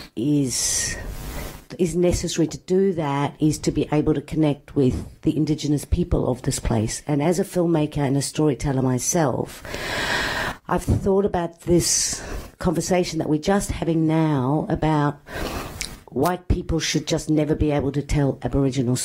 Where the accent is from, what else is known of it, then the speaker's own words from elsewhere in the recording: South Africa; now in Australia; I'm a Greek woman born and raised in South Africa and now live in Australia.